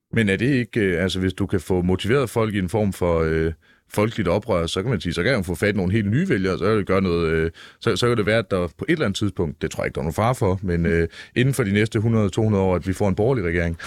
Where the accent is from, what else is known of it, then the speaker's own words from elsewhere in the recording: Jutland, Denmark; jeg er selv jyde, ikke så meget jyde